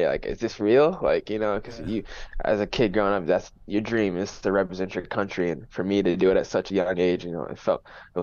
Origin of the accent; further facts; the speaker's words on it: Fort Wayne, Indiana, United States; also born or lived in Mallorca / Louisville; now in St. Louis, United States; I'm from Fort Wayne, Indiana. No one knows that, you know, pretty small city